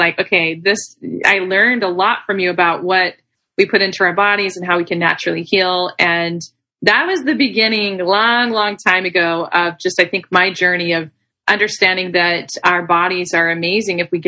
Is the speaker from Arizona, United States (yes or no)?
no; Arkansas, United States; also born or lived in Texas; now in California, United States; I'm actually originally from Arkansas. I'm from the South